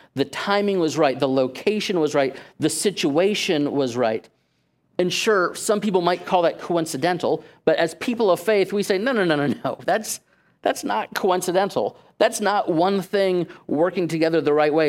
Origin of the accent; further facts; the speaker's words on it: Safety Harbor, Florida, United States; that church just so happened to be in my hometown.